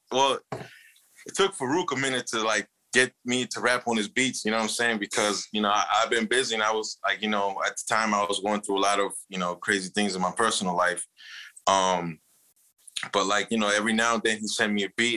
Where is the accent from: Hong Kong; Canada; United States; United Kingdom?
United States; Chicago, Illinois; We're from Chicago